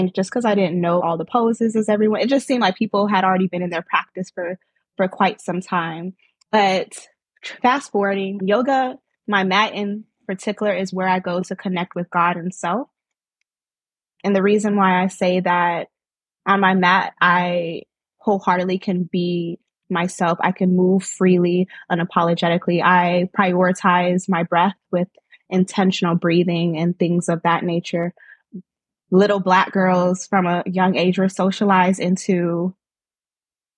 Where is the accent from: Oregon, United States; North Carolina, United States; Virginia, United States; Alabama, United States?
Virginia, United States; Norfolk; I am from Norfolk/Chesapeake, Virginia, with origins from Nigeria. My parents are Nigerian